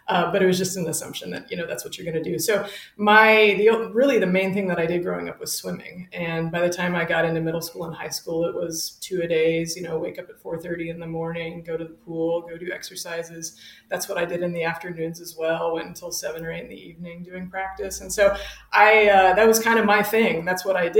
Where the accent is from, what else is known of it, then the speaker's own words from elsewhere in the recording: Fort Worth, Texas, United States; also born or lived in Wellesley, Massachusetts / St. Louis, Missouri; I'm from Fort Worth, Texas. I'm from Southwest Fort Worth. And fun Lucky Star deep cut fact, I grew up on the same street and block as fellow instructor Shauna Martin